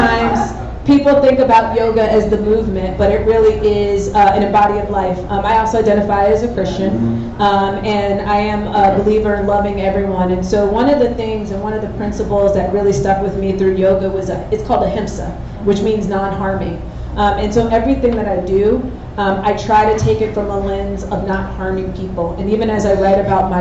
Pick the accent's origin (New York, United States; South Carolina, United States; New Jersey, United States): New Jersey, United States; moved away as an adult; now in Houston, United States; I am from New Jersey originally